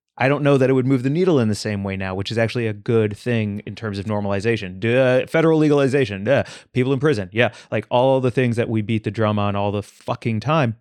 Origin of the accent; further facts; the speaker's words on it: St. Louis, Missouri, United States; moved away; I grew up in Saint Louis, Missouri